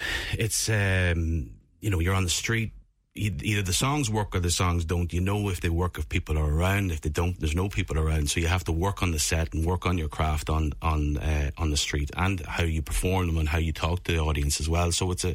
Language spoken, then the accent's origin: English; Monaghan, County Monaghan, Ireland; So I'm from Monaghan town. And I continued that path, and I joined Riverdance as a dancer when I turned 15.